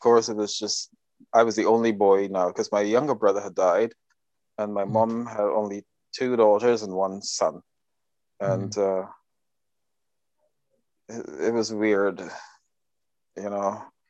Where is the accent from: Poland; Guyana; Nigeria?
Guyana; So growing up in Guyana, you are you know, we did nothing else but that.